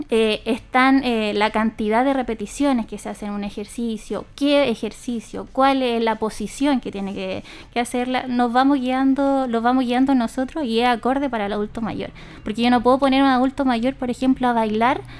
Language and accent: Spanish; Linares, Maule, Chile; estas dos duplas que somos de Linares, trabajamos con distintas poblaciones dependiendo del sector de Linares.